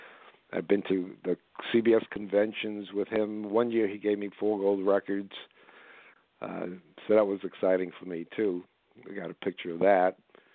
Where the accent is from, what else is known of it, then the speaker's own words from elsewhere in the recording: Philadelphia, Pennsylvania, United States; born there; It's really, really funny because I was born in Philadelphia.